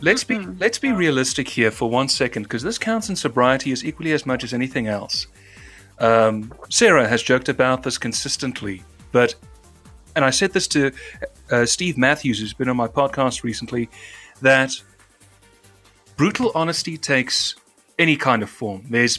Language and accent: English; South Africa; If you want to know how my actual accent is, this is how it's supposed to sound, because we roll the letter R in South Africa. That's how my accent was.